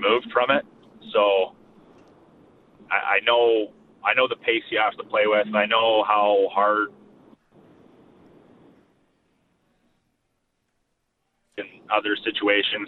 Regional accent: Winnipeg, Manitoba, Canada; I'm actually from here

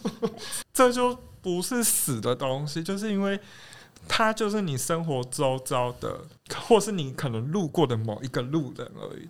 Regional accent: southern Taiwan, Taiwan; now in Taipei, Taiwan; 我自己是在南部长大的

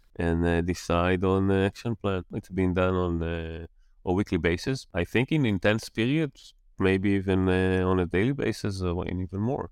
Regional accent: Jerusalem, Jerusalem District, Israel; moved away as an adult; also born or lived in London; now in Netherlands; I was born and raised in Jerusalem, in Israel, and, uh, since two thousand twelve, I'm a resident of, uh, the Netherlands

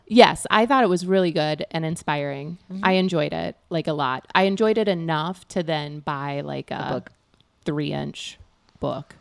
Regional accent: near Galesburg, West Central Illinois, United States; moved away as an adult; also born or lived in Thailand; I grew up in West Central Illinois.

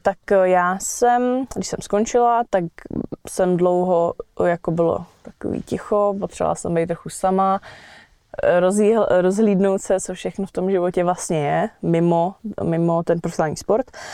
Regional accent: Vrchlabí, Hradec Králové Region, Czechia; jsem z Vrchlabí

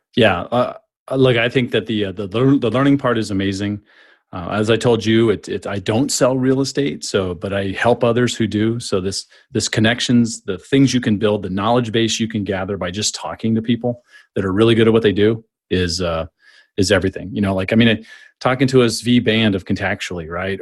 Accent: San Diego, California, United States; moved away as an adult; also born or lived in Phoenix; now in Tampa Bay, United States; I grew up in San Diego

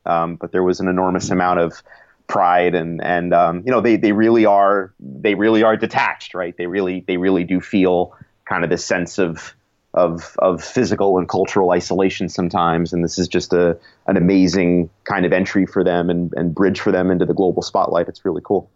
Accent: United States; as an American journalist, uh, you know, my country didn't qualify

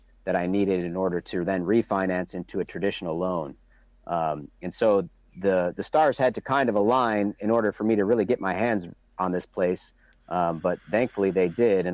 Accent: Chicago, Illinois, United States; now in Michigan, United States; I grew up outside of Chicago in the suburbs

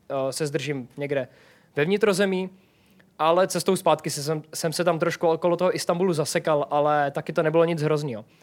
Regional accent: Czechia; Am Češko, no imigrant, protože v Bosně se mi stalo, to už bylo po 24-denní cestě po Balkáně, takže už jsem byl hodně osmahlý a v Bosně si o mě prostě mysleli, že jsem imigrant.

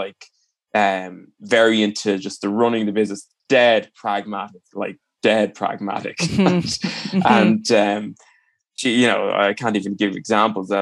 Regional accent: Ireland; I'm obviously Irish

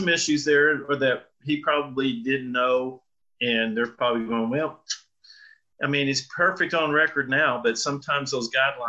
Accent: Amarillo, Texas, United States; moved away as an adult; also born or lived in North Carolina / Ohio / Colorado Springs; I was born here in Amarillo, Texas, raised on a farm, thought we'd be farmers the rest of our lives.

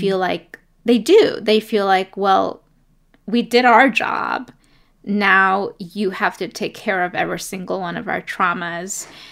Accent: New York City, New York, United States; also born or lived in Ecuador; I was born in Ecuador and grew up in New York City. in Brooklyn and in Queens

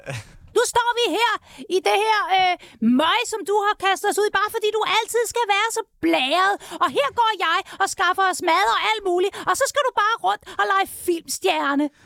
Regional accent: Copenhagen, Capital Region of Denmark, Denmark; born or raised there

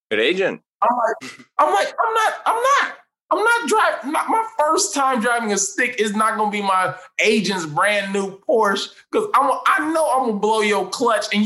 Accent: Midwest, United States; now in Los Angeles, United States; But because I'm still from the Midwest

